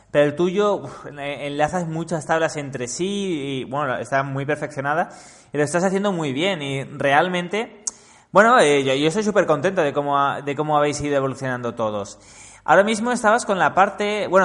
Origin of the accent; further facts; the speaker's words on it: Mallorca, Balearic Islands, Spain; Yo soy de Mallorca.